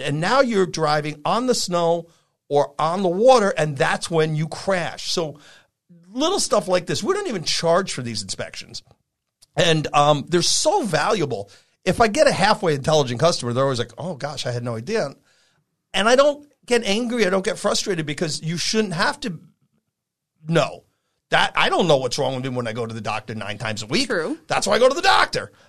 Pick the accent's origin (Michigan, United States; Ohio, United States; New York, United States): New York, United States; also born or lived in Vermont; now in California, United States; I'm from New York